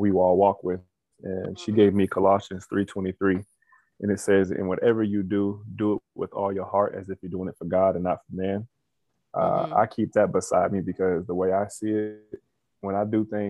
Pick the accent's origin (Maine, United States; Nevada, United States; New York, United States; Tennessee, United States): Nevada, United States; Las Vegas; I'm from Las Vegas, Nevada